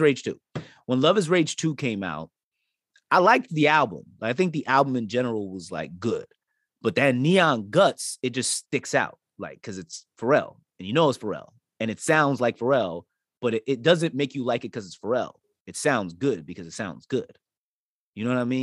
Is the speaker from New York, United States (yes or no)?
yes; New York, United States; I'm from New York